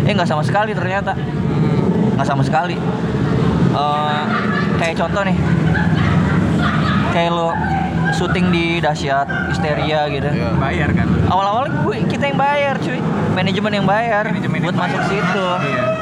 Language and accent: Indonesian; Palembang, South Sumatra, Indonesia; sampai nelfon orang kampung kampung gue Palembang ya